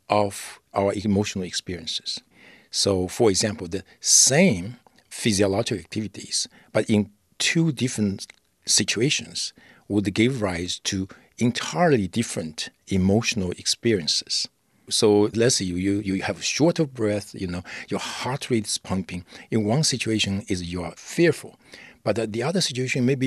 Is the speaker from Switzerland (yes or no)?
no; China; I grew up in China